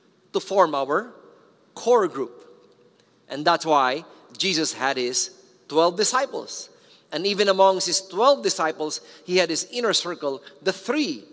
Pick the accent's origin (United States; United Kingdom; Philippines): Philippines